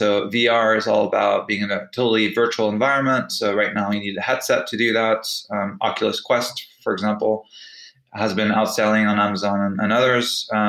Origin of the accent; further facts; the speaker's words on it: United Kingdom; also born or lived in France / United States; On the personal side, I'm British and French, but I actually spent half my life in the US, where I started my career.